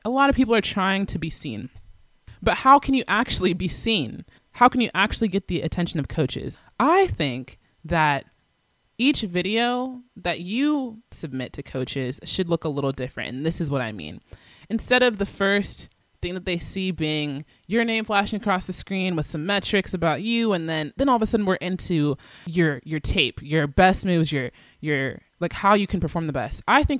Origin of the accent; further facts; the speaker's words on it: Atlanta, Georgia, United States; I'm from Atlanta, Georgia, and this is the position I play.